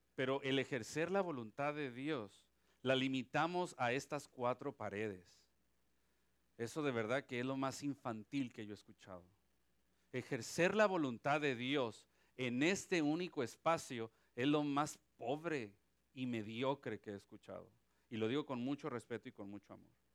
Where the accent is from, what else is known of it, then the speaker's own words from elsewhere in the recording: Mexico; now in Ponce, Puerto Rico; Soy mexicano y tengo sangre de Pancho Villa.